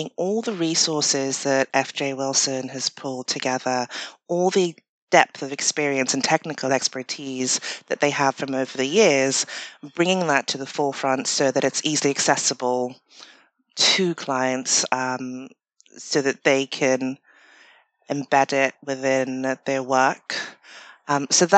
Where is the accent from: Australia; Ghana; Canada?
Ghana; moved away; I grew up in Ghana